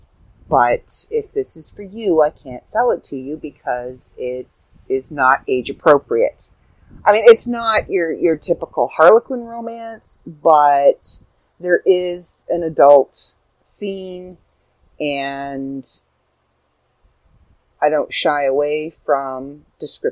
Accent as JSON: {"language": "English", "country": "Canada", "said": "I'm from Canada."}